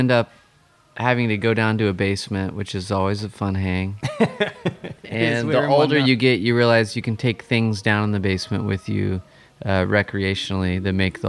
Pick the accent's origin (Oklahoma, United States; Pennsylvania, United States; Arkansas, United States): Oklahoma, United States; Stillwater; also born or lived in Norman, Oklahoma; now in Tulsa, United States; I grew up in Stillwater, which is a lot like Norman. It's a college town. It's smaller than Norman, but I moved to Norman.